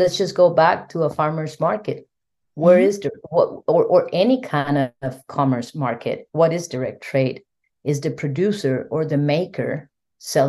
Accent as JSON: {"language": "English", "country": "Costa Rica", "moved": "yes", "said": "my home country, Costa Rica"}